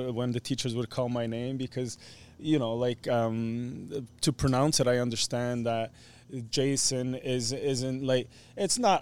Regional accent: Portugal; moved away; growing up in Portugal, went to this, colegio or private school

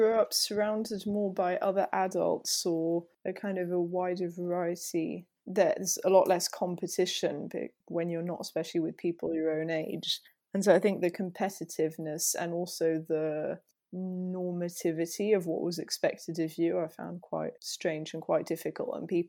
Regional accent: Île-de-France, France; So I grew up in France, not very far from Paris, near Fontainebleau, which is a place some people know for rock climbing and things like that.

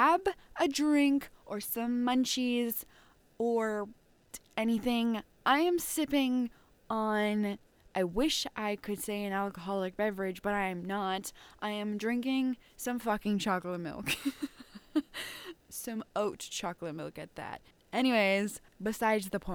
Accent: Ontario, Canada; I live in a fucking small ass town

